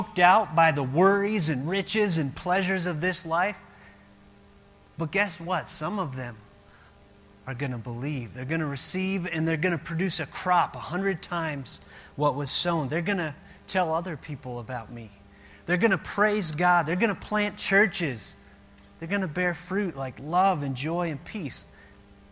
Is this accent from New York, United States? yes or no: no; Ohio, United States; moved away; we grew up in Ohio.